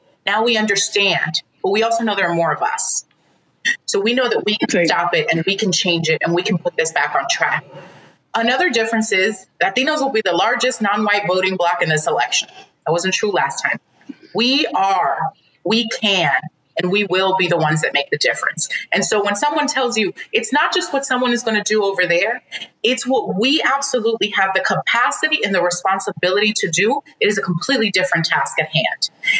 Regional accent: Dominican Republic; I start with, I'm Dominican. I'm from Dominican Republic.

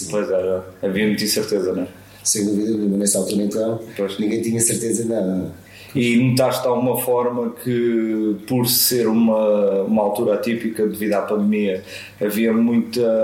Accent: Barreiro, Setúbal, Portugal; Que idade é que tens? Tenho 47 anos. De onde é que és? sou do Barreiro.

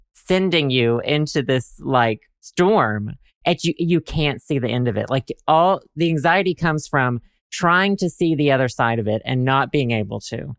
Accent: Arkansas, United States; I'm from Arkansas

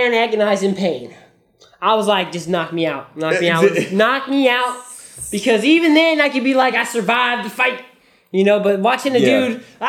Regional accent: Las Vegas, Nevada, United States; where I'm from growing up in Vegas...

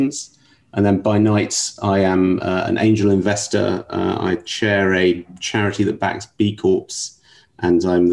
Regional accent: London, United Kingdom; now in New York, United States; as you can probably tell from my accent, originally from London

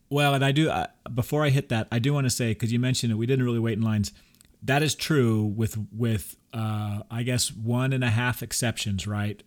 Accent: Texas, United States; we're from Texas

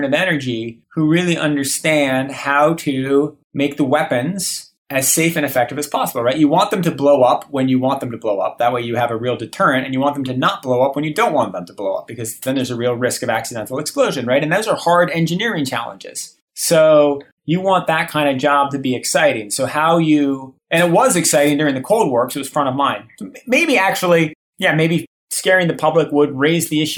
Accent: Boston, Massachusetts, United States; Boston, where I grew up.

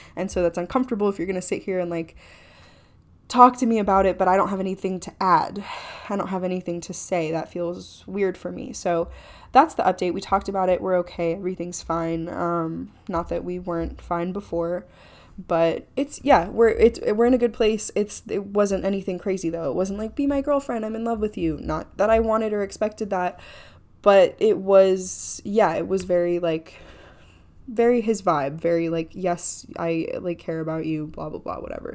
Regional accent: Clearwater, Florida, United States; born or raised there

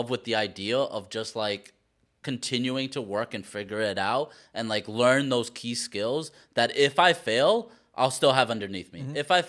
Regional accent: Queens, New York, United States; born there; I was born in Queens, so it feels like coming back home to me.

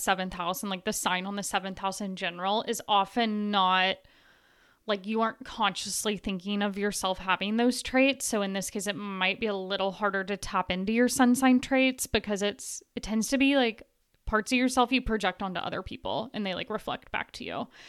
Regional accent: Tennessee, United States; I grew up in Tennessee

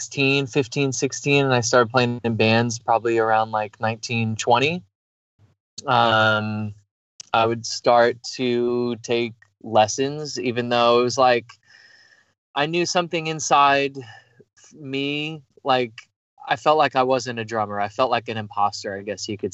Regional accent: New York, United States; moved away; I'm from New York originally, and Italian family

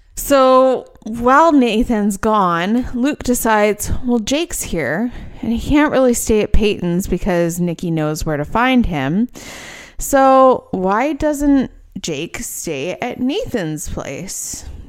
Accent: Edmonton, Alberta, Canada; born or raised there

